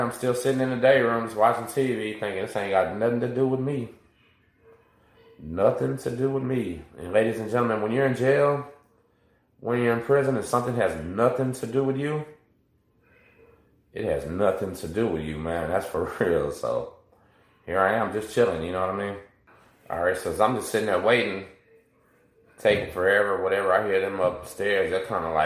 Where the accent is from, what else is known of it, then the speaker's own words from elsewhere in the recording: La Marque, Texas, United States; I'm from Lamarck